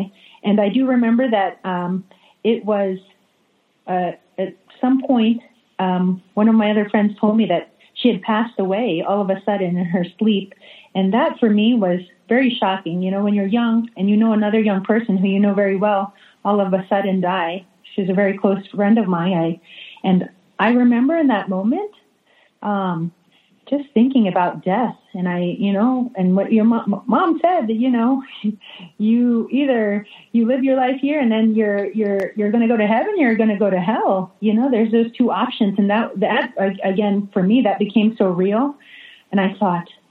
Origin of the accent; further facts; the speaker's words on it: New York, United States; also born or lived in New Jersey; now in Jacksonville, United States; I grew up in New York half my life, and half my life in New Jersey